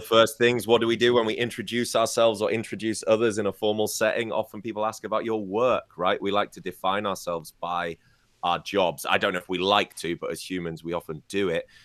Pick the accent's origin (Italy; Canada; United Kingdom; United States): United Kingdom; moved away; my hometown in the U K